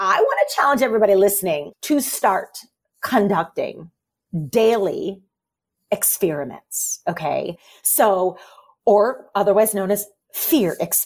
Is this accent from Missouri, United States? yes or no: yes; St. Louis, Missouri, United States; I grew up in St. Louis and in high school, and I'm a kid of the 90s